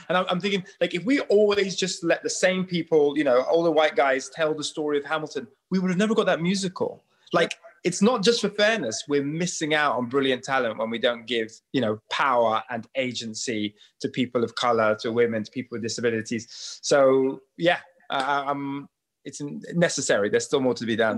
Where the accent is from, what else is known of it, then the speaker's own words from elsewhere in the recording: Nigeria; I come from Nigeria, so many different ethnic groups and traditions, religions